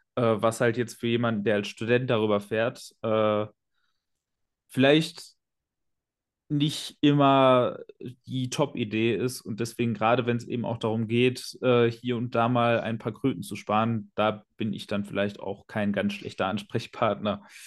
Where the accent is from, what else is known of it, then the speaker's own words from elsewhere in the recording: Ruhr area, North Rhine-Westphalia, Germany; planloser Pottmensch